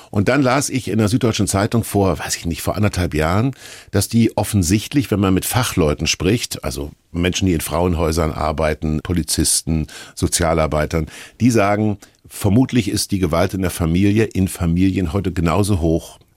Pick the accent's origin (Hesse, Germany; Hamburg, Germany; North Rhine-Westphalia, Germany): Hesse, Germany; Kassel; Und ich bin neben einem Kirchturm groß geworden in Kassel